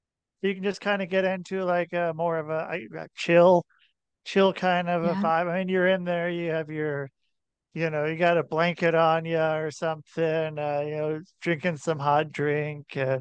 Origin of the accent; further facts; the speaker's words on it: near Portland, Oregon, United States; I grew up in near Portland, Oregon